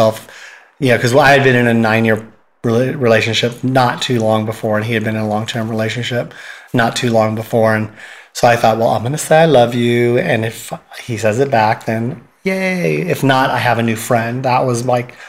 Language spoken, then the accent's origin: English; San Francisco, California, United States; I grew up here in San Francisco